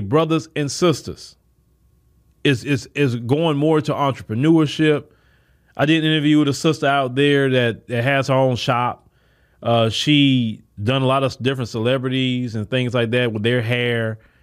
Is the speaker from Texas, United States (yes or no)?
yes; Port Arthur, Texas, United States; I come from Port Arthur, Texas, where not too many people can say